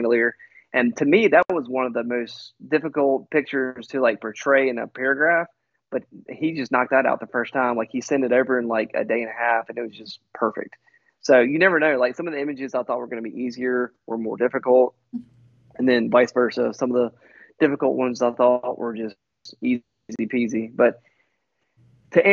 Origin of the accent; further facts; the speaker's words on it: United States; I'm from the United States